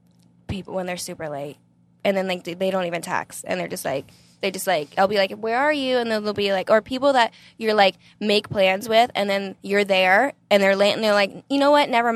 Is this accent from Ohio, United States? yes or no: yes; Ohio, United States; now in California, United States; I would say moving to California. I came from Ohio.